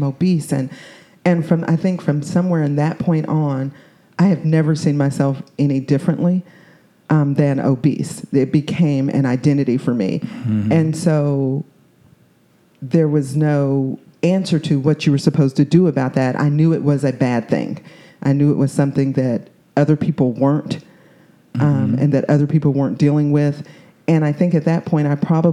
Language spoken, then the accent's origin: English; Radcliff, Kentucky, United States; also born or lived in Nuremberg, Germany; I grew up in Radcliffe, Kentucky. Right next to Fort Knox, and so we moved back there. I went to kindergarten in Fort Knox and first grade through 12th grade